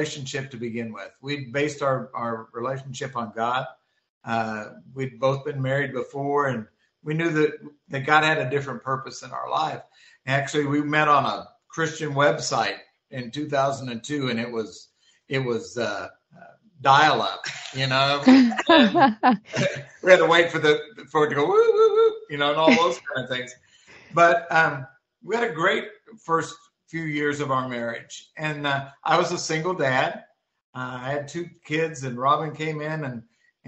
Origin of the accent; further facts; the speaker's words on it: Missouri, United States; moved away as an adult; also born or lived in Florida; now in Manitoba, Canada; we moved from Missouri, where I'm originally from, to Florida